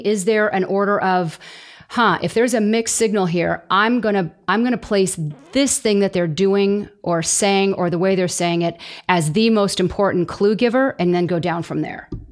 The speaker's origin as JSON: {"language": "English", "region": "Southern California", "country": "United States", "said": "I'm from Southern California myself"}